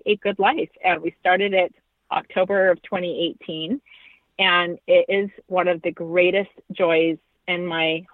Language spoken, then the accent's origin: English; Maryland, United States; moved away as an adult; now in Arizona, United States; I live in Arizona, born and raised in Maryland, and so I'm a transplant